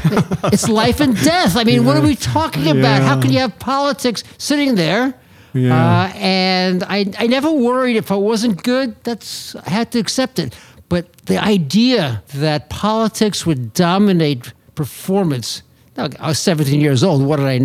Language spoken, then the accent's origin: English; Long Island, New York, United States; I grew up on Long Island